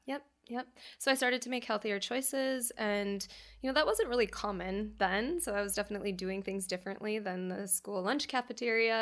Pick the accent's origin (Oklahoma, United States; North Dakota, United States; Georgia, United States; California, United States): North Dakota, United States; moved away; I'm from North Dakota and a small family farm